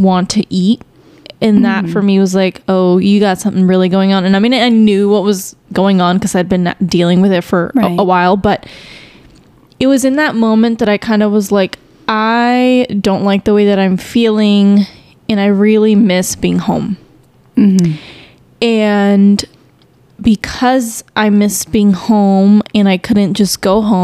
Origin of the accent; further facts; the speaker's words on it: Chicago, Illinois, United States; also born or lived in Houston, Texas / Stillwater, Oklahoma; now in Dallas-Fort Worth, United States; I was born in Chicago, but, the areas that we lived in were very minority based